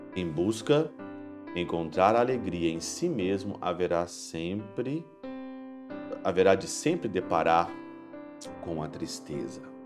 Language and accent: Portuguese; Ouro Branco, Minas Gerais, Brazil; moved away; lá em Ouro Branco, na minha cidade natal